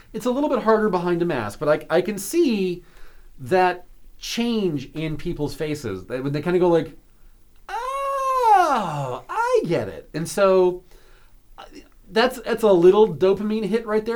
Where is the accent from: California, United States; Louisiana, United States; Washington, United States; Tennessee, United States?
Washington, United States; outside of Seattle; now in York, United States; I grew up hiking outside of Seattle in the Cascade Mountains